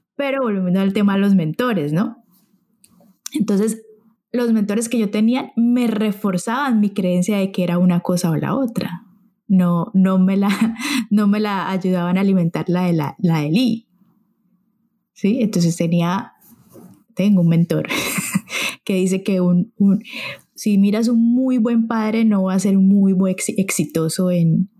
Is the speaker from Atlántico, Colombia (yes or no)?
no; Santander, Colombia; Santander es de donde yo soy